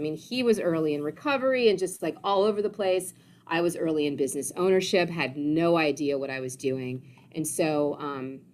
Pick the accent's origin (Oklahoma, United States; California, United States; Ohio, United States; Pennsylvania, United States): Ohio, United States; moved away as an adult; also born or lived in Washington, D.C.; I grew up in Ohio and then fast forward moved to Washington, D.C. after graduation.